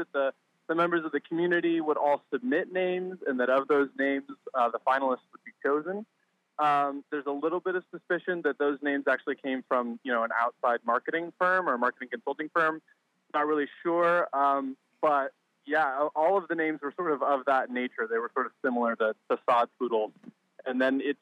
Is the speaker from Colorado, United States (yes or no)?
yes; Colorado, United States; I grew up in Colorado, where there are prairie dogs all over the place